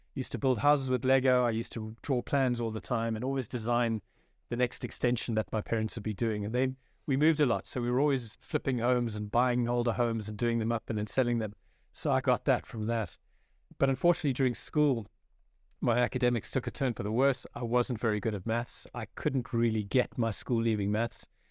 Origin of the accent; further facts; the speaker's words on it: South Africa; moved away as an adult; also born or lived in France / Johannesburg / Durban / Cape Town; now in Ireland; I was born in France to a South African father and an Irish mother, and then a few years after that, moved to South Africa where I grew up, my formative years